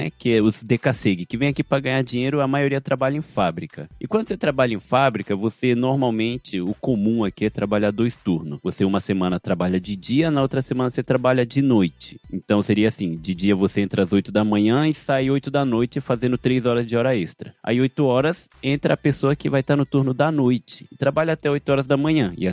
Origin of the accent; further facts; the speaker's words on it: Japan; Ainda mais pra mim, como eu cresci aqui no Japão, é difícil eu comparar por não ter vivido aí, sabe?